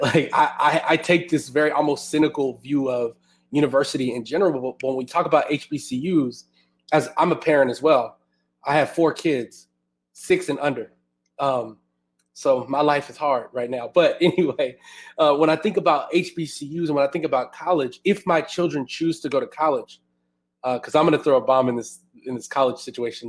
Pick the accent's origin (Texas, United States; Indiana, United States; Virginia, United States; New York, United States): Texas, United States; Houston; now in Austin, United States; I'm originally from Houston, and I'm itching to move back to my hometown